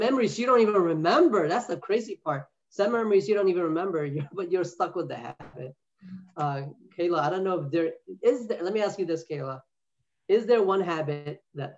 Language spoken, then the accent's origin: English; New York City, New York, United States; moved away as an adult; now in North Carolina, United States; I'm originally from New York City. I moved to North Carolina a couple of years ago